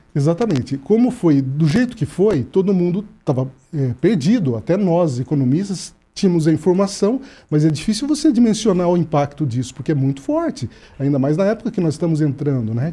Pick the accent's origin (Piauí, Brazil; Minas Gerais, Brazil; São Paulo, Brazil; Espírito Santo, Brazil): São Paulo, Brazil; now in Paraná, Brazil; eu que sou do estado de São Paulo